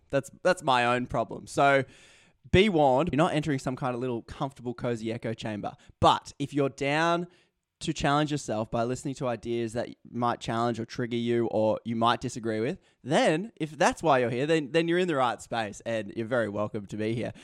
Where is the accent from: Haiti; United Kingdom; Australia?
Australia; as an Australian